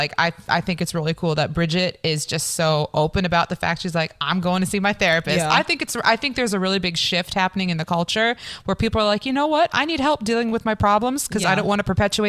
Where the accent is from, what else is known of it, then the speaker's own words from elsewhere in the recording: southern Ohio, United States; I'm from southern Ohio. So Bible Belt.